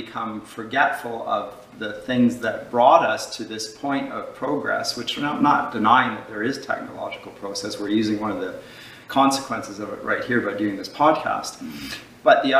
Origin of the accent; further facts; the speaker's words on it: London, Ontario, Canada; also born or lived in Dusseldorf, Germany / Durham, England; I grew up here in Canada